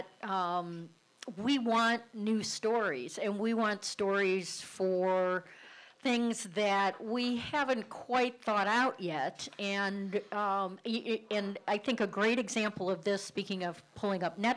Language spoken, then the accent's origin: English; Cleveland, Ohio, United States; accent: Cleveland; my Cleveland accent